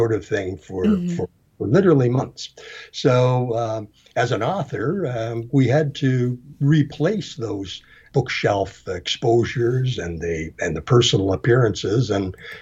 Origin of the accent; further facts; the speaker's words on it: Canada; I'm Canadian